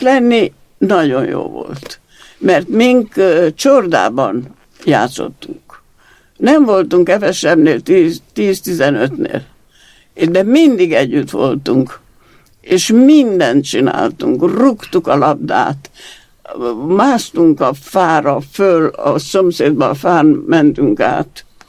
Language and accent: Hungarian; Regat, Romania; first language Hungarian; also born or lived in Transylvania; now in Érd, Hungary; 21-ben születtem, 24-ben Erdőből bekerültünk a regátba, egy egész új környezetben, és mint magyar nem tudtam a nyelvet